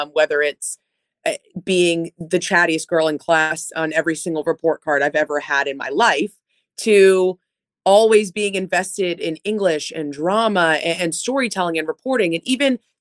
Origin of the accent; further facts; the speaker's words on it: Boston, Massachusetts, United States; moved away as an adult; also born or lived in New Jersey; now in Buffalo, United States; I was raised in Metro Boston on the Marathon Line.